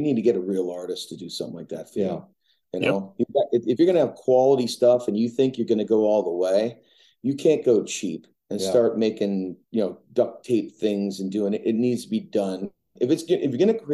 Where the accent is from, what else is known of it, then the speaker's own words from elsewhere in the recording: Canada; also born or lived in Sudbury; I'm Canadian.